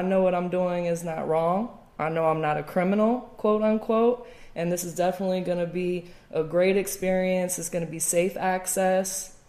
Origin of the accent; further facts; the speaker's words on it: Atlanta, Georgia, United States; being from Atlanta